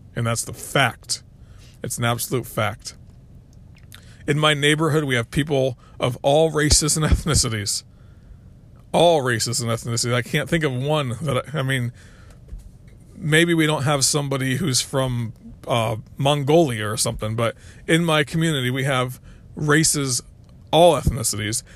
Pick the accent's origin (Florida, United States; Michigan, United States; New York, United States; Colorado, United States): Florida, United States; also born or lived in North Carolina; now in South Carolina, United States; I grew up in Florida.